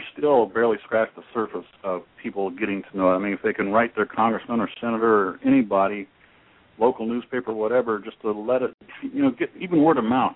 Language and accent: English; Dayton, Ohio, United States; I grew up in Dayton, Ohio